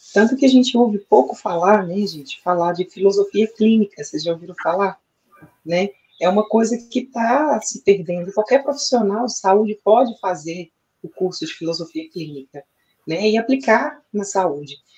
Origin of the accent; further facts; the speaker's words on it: Brazil; eu nasci aqui no Brasil, fiz a minha formação aqui no Brasil também